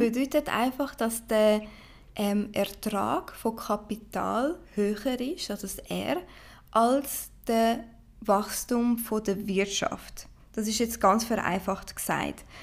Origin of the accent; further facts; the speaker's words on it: Switzerland; also born or lived in Brazil; Ich äh, bin Schweizer Brasilianerin und sehr, sehr stolz darauf